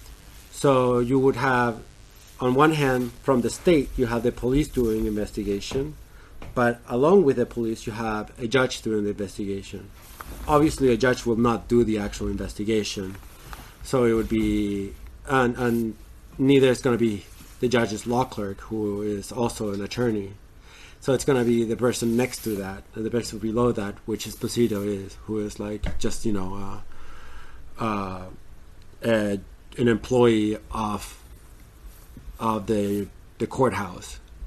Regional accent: United States; as an American

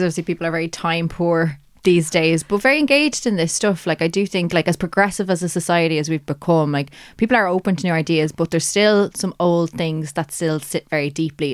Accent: Ireland; that Irish perspective

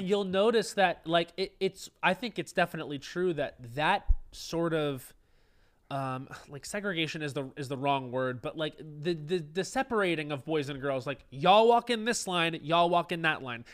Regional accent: Long Island, New York, United States; growing up on Long Island, it was very much alcohol driven

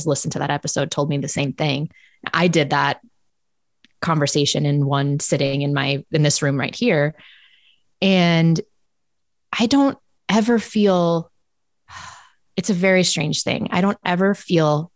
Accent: United States; moved away as an adult; also born or lived in South Dakota / Boston / Minnesota; now in Canada; I'm American.

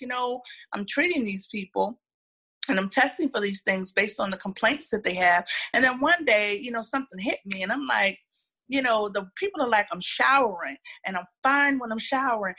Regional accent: Philadelphia, Pennsylvania, United States; moved away as an adult; now in Atlanta, United States; I'm originally from Philadelphia. I was born, raised, trained, everything in Philadelphia. I moved to Atlanta about 10 years ago

